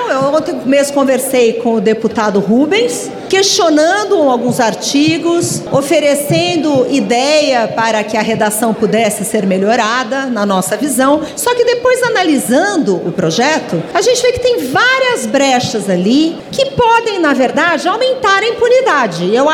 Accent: Amazon, Brazil; Nós que somos da Amazônia, que tivemos a implantação desde 2013 do programa Mais Médicos

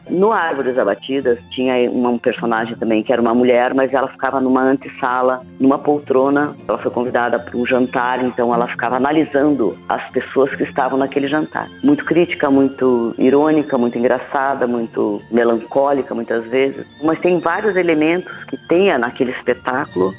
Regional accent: São Mateus do Sul, Paraná, Brazil; moved away; Eu venho de uma cidade do interior do Paraná, chama Mateus do Sul

